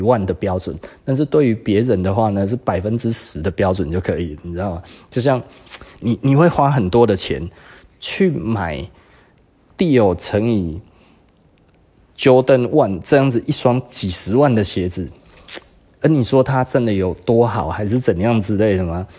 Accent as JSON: {"language": "Chinese", "country": "Taiwan", "said": "我我们其实台湾人大概就是少了那一些，"}